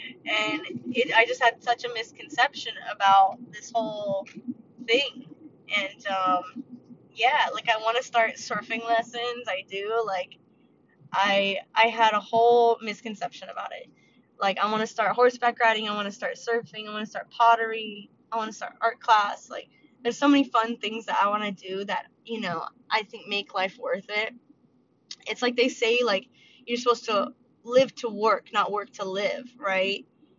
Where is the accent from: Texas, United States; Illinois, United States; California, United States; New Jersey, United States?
California, United States; also born or lived in Georgia / Tennessee / Pennsylvania; Like, I was born in California and I lived here till I was 2. And then I went to Georgia for 4 years. And then I went to Tennessee for 2 and Pennsylvania for 1 and then back out to Cali.